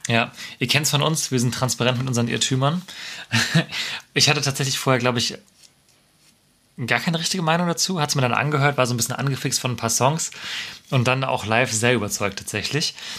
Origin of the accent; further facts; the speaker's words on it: Freiburg, Baden-Württemberg, Germany; der Stadt ohne Meer, was in mhm. meiner, in der meiner Heimatstadt ist